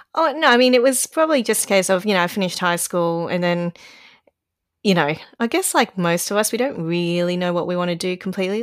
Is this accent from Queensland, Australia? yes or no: yes; Brisbane, Queensland, Australia; now in Sydney, Australia; I was born there and it was nice and hot and humid most of the time